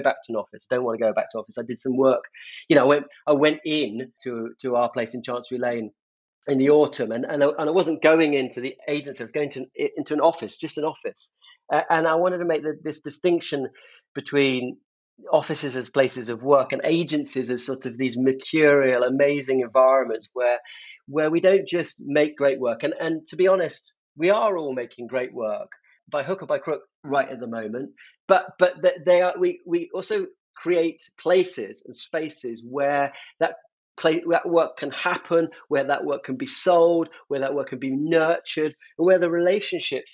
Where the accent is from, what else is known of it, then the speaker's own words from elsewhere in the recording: Devon and Somerset, South West England, United Kingdom; moved away as an adult; now in London, United Kingdom; I grew up in Devon and Somerset. The minute I could get out of those places and get to London, which is where I wanted to be, I was never going back.